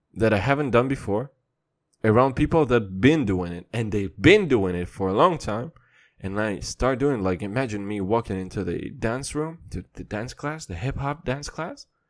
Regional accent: Kazakhstan; I'm from Kazakhstan

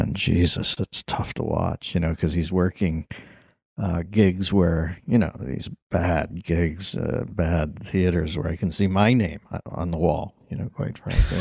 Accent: Pittsburgh, Pennsylvania, United States; I have to overpronounce the L, but I'm from Pittsburgh, and I, I would, my, my predisposition is to say folkies

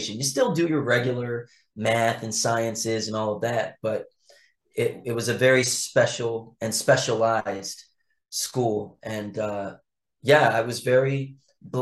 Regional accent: Philadelphia, Pennsylvania, United States; also born or lived in Los Angeles / North Carolina / South Carolina; I've been in my hometown of Philadelphia a lot more

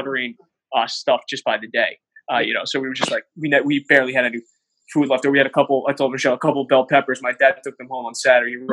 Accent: Bergen County, New Jersey, United States; now in Weehawken, United States; we're from Bergen County

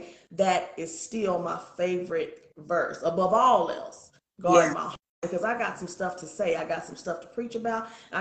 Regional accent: Muskogee, Oklahoma, United States; I'm from Oklahoma. I'm an …

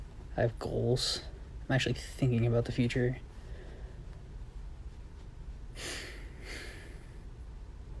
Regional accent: New York, United States; from New York

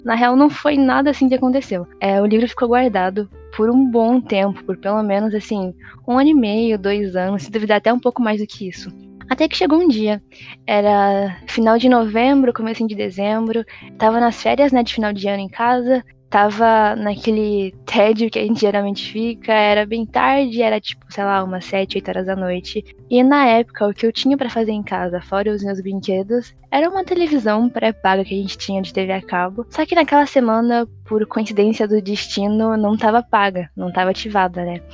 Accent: São Paulo, Brazil; eu sou de São Paulo, capital

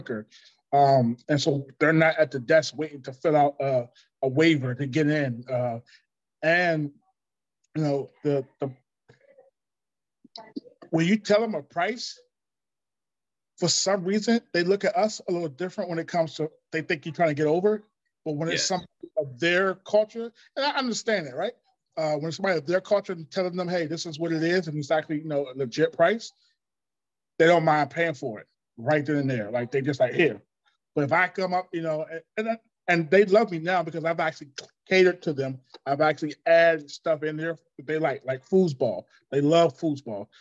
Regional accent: Washington, District of Columbia, United States; I'm from Washington, D.C., so we had a mixed culture back here anyway. So I grew up with Spanish

